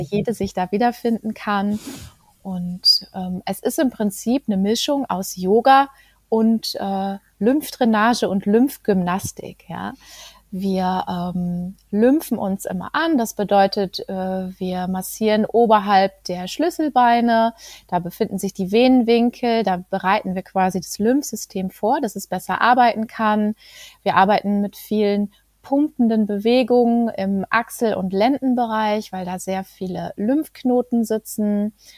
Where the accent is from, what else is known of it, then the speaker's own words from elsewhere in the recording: Greven, North Rhine-Westphalia, Germany; ich komme aus Greven